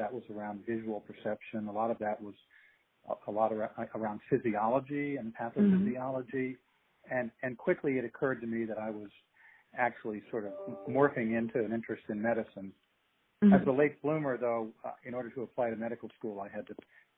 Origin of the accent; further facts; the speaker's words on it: Washington, District of Columbia, United States; I grew up in Washington, D.C.